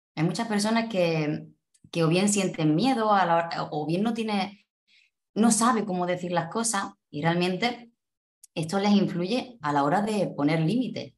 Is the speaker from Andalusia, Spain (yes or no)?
yes; Cádiz, Andalusia, Spain; moved away as an adult; also born or lived in Málaga; yo soy de Andalucía, concretamente de Cádiz